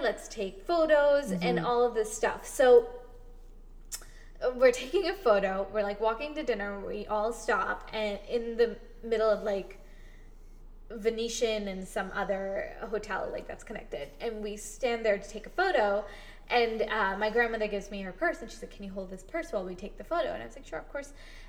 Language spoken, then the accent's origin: English; India; this is a shit that you have to constantly deal with as an Indian woman.